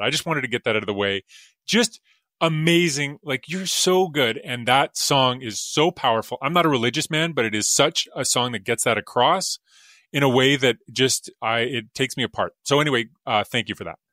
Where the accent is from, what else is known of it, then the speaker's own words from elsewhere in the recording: Alberta, Canada; I'm from Alberta like you are, and, uh, there's a lake up near Edmonton where I would go as a kid